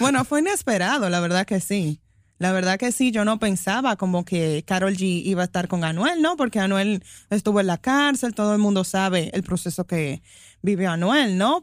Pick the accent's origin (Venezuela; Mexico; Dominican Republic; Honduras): Dominican Republic; somos de la República Dominicana